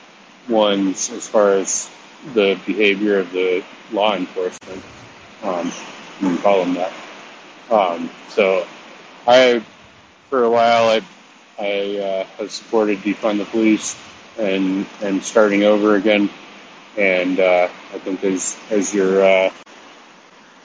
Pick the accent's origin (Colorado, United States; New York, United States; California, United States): Colorado, United States; Denver; I grew up in Denver in the south suburbs.